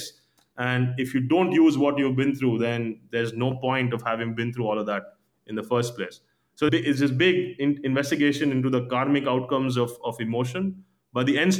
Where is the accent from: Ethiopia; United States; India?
India; growing up in India